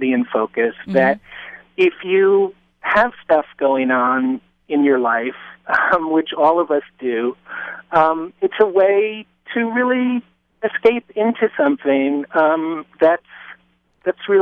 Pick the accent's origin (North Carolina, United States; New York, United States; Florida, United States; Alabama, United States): New York, United States; New York City; I grew up in Lower Manhattan, and it was a very different place than it is now